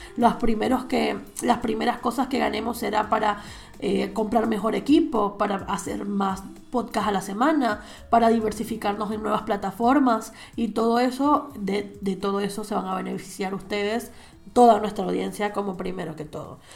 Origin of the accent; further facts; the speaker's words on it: Venezuela; moved away as an adult; now in Spain; yo soy española además de ser venezolana